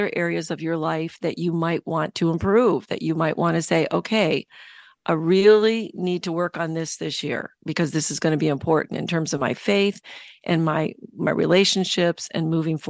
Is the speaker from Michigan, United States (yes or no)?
yes; Michigan, United States; Yeah, Chicago, Michigan. I grew up in Michigan.